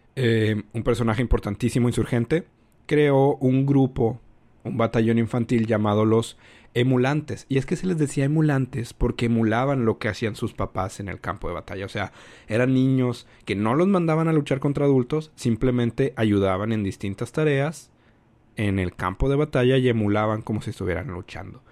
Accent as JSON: {"language": "Spanish", "country": "Mexico", "said": "Yo soy de México"}